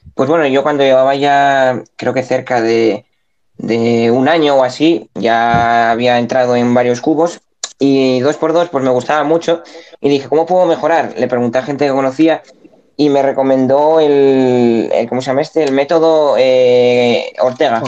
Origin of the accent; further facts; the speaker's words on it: Spain; yo soy de España.